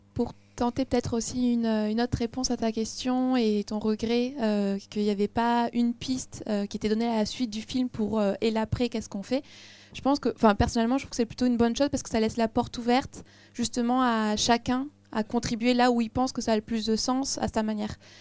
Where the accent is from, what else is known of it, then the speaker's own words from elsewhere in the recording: France; en tant que Français